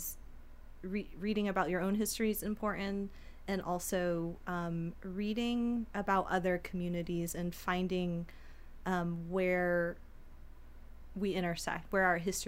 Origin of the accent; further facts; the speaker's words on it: United States; I'm an American citizen and I was born here